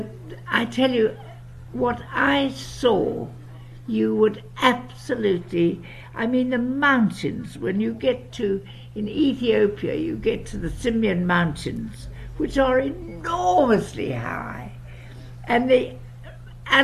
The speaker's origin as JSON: {"language": "English", "country": "South Africa", "tie": "born or raised there", "accent": "English", "said": "I'm South African and very proud of it"}